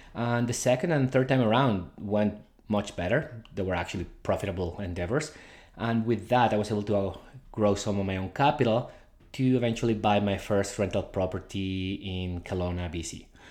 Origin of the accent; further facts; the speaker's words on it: Guadalajara, Jalisco, Mexico; now in Canada; I was born in Guadalajara, Mexico